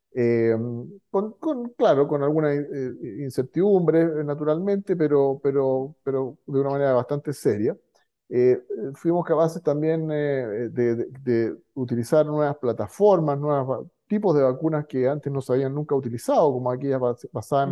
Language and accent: Spanish; Chile; como chileno